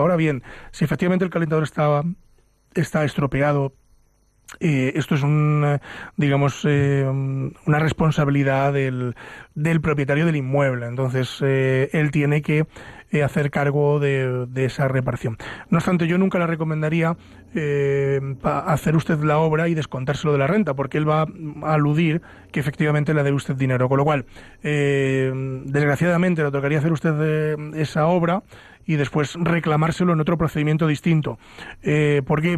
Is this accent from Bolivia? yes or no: no; Ávila, Castile and León, Spain; now in Madrid, Spain; los que somos de Ávila